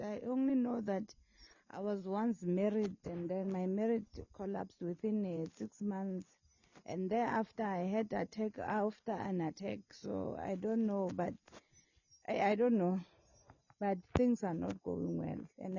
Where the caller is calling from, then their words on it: South Africa; South Africa.